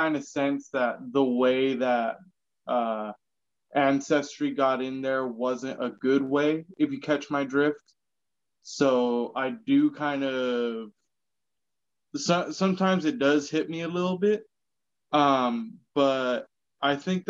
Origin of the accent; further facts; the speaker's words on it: San Diego, California, United States; I grew up in San Diego, so most people assumed I was Mexican